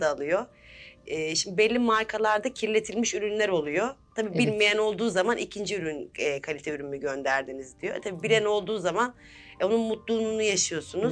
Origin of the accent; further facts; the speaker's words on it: Yalova, Turkey; now in Istanbul, Turkey; 1986 e, Yalova doğumluyum. İstanbul'da yaşıyorum.